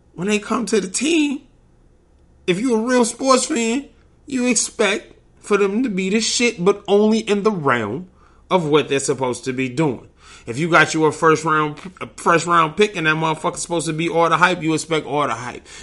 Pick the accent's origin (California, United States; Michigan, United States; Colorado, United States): Michigan, United States; Detroit; I'm from Detroit.